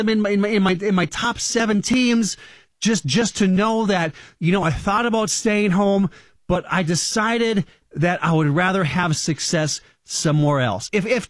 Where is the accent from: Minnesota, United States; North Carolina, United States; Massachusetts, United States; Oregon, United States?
Minnesota, United States; I'm from Minnesota.